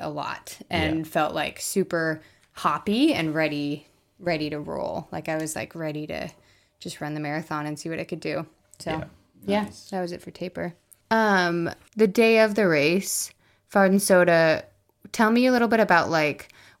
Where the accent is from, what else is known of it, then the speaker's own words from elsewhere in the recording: United States; moved away as an adult; now in New Zealand; I grew up in the States